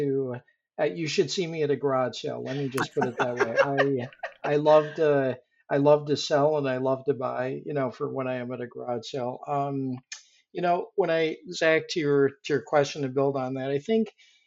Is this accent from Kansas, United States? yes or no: no; Rochester, New York, United States; moved away as an adult; also born or lived in Boulder, Colorado / Japan / Tokyo / Guangzhou, China; I actually grew up in Rochester, New York.